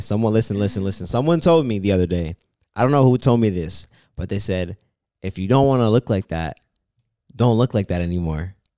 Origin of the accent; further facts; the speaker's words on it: Toronto, Ontario, Canada; I am from Canada